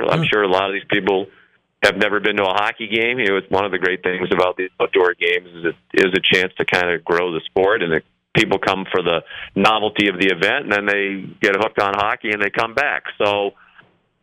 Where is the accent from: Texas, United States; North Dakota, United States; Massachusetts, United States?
Massachusetts, United States; Boston; growing up in Boston in the days of Bobby Orr